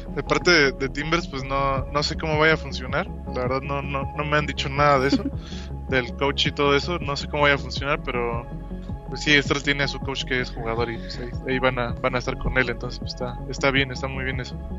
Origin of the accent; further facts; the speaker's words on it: Saltillo, Coahuila, Mexico; mi ciudad natal, que es Saltillo, Coahuila